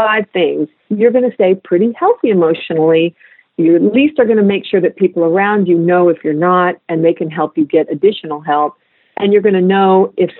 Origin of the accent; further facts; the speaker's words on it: central San Joaquin Valley, California, United States; moved away; I grew up in California in the central San Joaquin Valley.